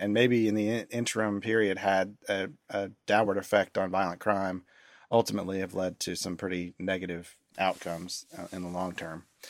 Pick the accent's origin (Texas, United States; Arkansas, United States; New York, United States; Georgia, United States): Georgia, United States; Decatur; moved away; I grew up outside of Atlanta in a town called Decatur, Georgia.